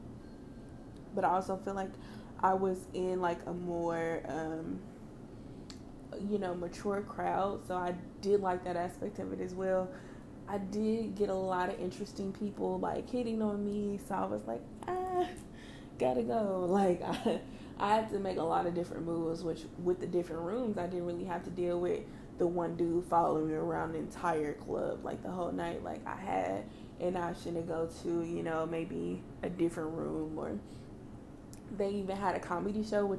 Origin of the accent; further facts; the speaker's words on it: Kansas City, Missouri, United States; I'm from Kansas City